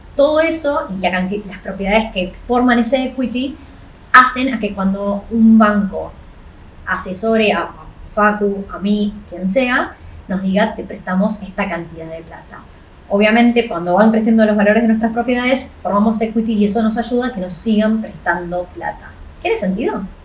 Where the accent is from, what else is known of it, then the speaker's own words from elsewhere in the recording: Argentina; now in Australia; argentino igual que yo